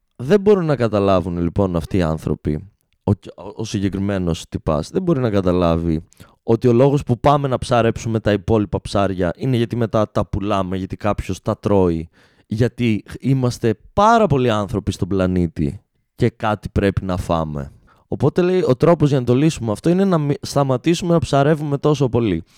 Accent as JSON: {"language": "Greek", "town": "Alexandroupoli", "region": "Eastern Macedonia and Thrace", "country": "Greece", "tie": "born or raised there", "said": "είμαι άντρα από την Αλεξανδρούπολη"}